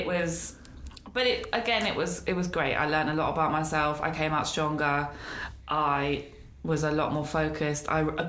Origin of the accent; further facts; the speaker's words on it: Newcastle upon Tyne, North East England, United Kingdom; also born or lived in Peckham, London; Peckham, born and raised. Okay. Southeast London, represent. Yeah. But I moved to Newcastle when I was 9.